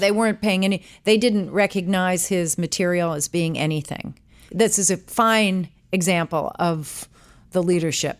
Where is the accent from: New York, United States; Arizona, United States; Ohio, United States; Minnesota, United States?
New York, United States; New York City; moved away; also born or lived in Washington, D.C.; I was born in New York City, New York